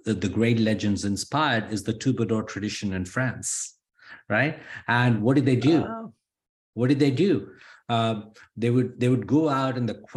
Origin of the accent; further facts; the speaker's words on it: India; now in United States; I'm Indian. And look at me, I'm also an American.